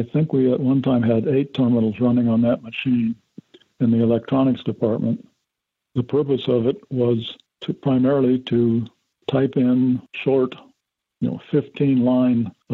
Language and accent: English; Chicago, Illinois, United States; I'm from Chicago